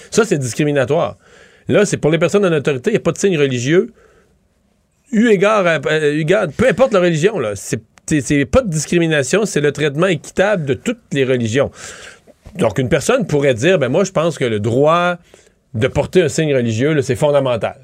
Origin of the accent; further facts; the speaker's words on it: Quebec, Canada; en tant que Québécois